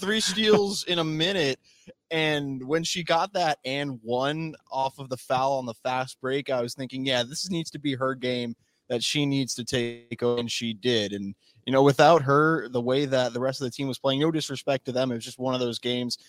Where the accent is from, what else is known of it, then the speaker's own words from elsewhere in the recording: Chicago, Illinois, United States; moved away as an adult; also born or lived in Berkeley, California; born and raised in Chicago, Illinois